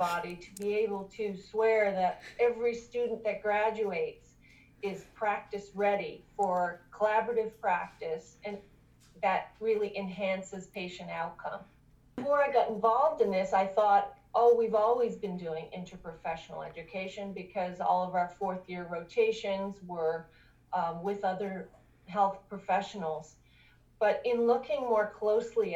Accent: Canada; moved away as an adult; now in Augusta, United States; I'm originally from Canada

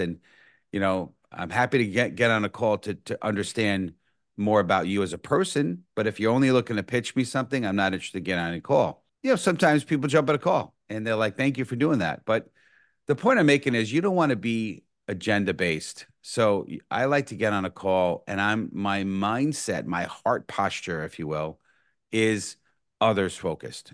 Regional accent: New York City, New York, United States; born and raised in the Bronx

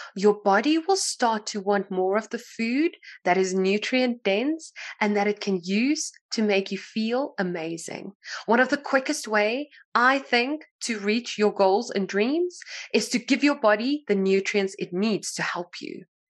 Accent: South Africa; I'm from South Africa

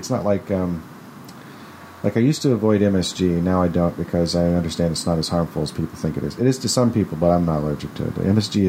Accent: California, United States; I'm from California. We try a lot of weird shit out here.

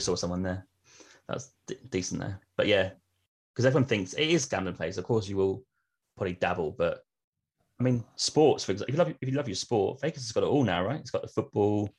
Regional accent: Norwich, East of England, United Kingdom; my hometown of Norwich

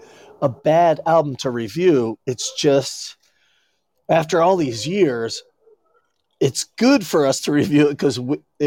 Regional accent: New Jersey, United States; I grew up partially in Jersey and it sucked.

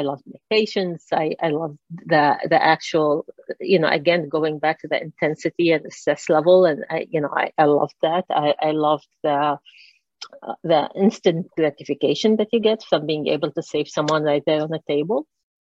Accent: Lebanon; moved away as an adult; I grew up in Lebanon.

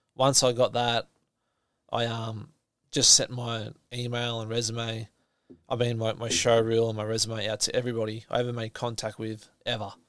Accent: Nelson Bay, New South Wales, Australia; I'm from Nelson Bay. That's where I grew up.

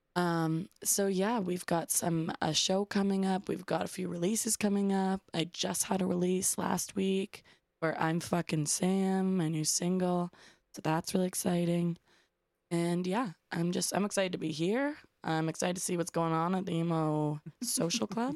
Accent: Toronto, Ontario, Canada; I'm from Canada, I'm from Toronto

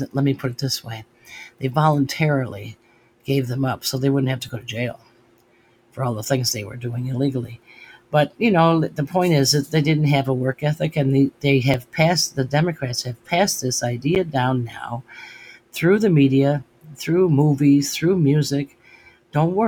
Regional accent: United States; they became Americans. And that's what I am. I'm an American

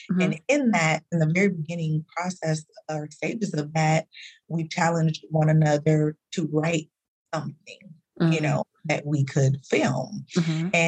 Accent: Dallas, Texas, United States; now in California, United States; I'm from Dallas. You know, uh, I've been I lived there for for many many years. Uh, but I moved there in like 20 or 2000 2001 something like that.

